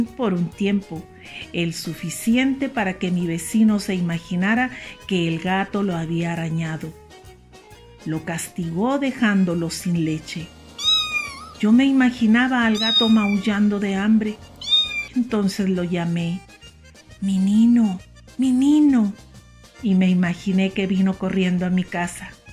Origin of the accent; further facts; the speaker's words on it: Mexico; also born or lived in Chihuahua, Chihuahua; Soy mexicana, vivo en Chihuahua, Chihuahua